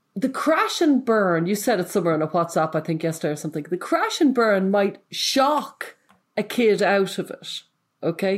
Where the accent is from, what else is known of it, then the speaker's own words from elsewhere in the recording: Ireland; I'm from Ireland.